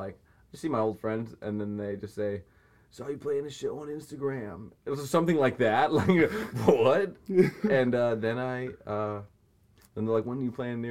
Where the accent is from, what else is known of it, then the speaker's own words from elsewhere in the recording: New Hampshire, United States; I'm from New Hampshire